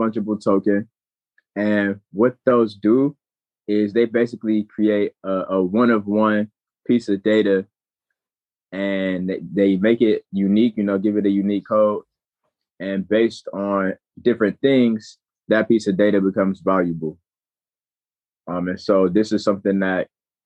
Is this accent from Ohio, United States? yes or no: yes; Cleveland, Ohio, United States; I'm from Cleveland, Ohio